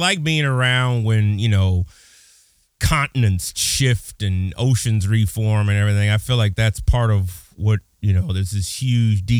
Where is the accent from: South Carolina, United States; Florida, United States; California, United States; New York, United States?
California, United States; Pasadena; now in Illinois, United States; I'm originally from Pasadena